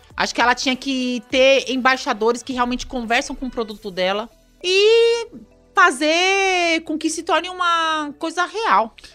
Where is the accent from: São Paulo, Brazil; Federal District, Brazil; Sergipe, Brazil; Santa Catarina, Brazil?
São Paulo, Brazil; Nós somos nascidos ali na, na Zona Sul, bem na periferia de São Paulo